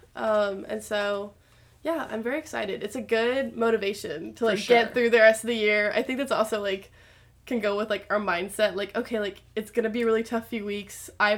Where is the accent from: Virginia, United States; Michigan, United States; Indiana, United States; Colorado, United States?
Colorado, United States; I'm from Colorado, so winters are very different for me